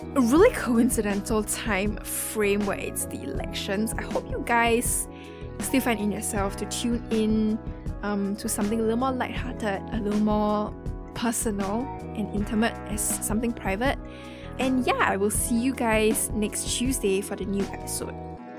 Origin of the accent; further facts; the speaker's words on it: Singapore; accent: Singaporean; my accent might be a bit difficult to understand, especially for non Singaporeans.